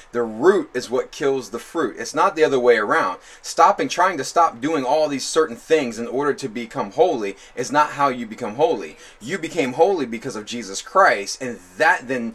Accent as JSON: {"language": "English", "town": "Newport News", "region": "Virginia", "country": "United States", "tie": "born or raised there", "said": "So we live off Hopkins in Hilton Village, and I grew up on"}